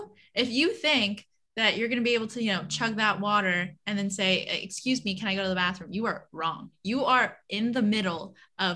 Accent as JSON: {"language": "English", "region": "Quebec", "country": "Canada", "said": "I'm from Quebec."}